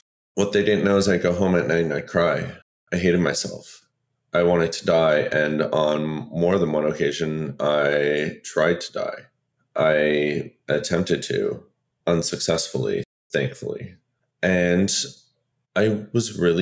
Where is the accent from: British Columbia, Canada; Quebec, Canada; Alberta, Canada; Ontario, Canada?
Ontario, Canada; Sudbury; I'm originally from Sudbury, Ontario